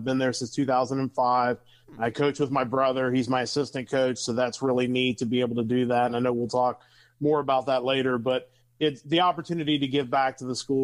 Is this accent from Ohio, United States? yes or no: yes; Blanchester, Ohio, United States; I'm born and raised here in Blanchester.